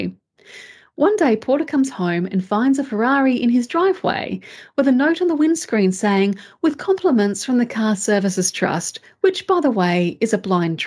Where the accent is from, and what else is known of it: Australia